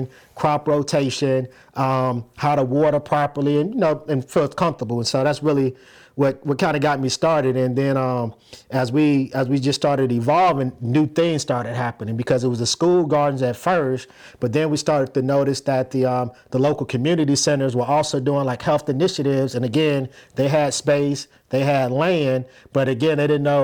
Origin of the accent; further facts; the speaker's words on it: Plains, Georgia, United States; moved away; I'm originally from Plains, Georgia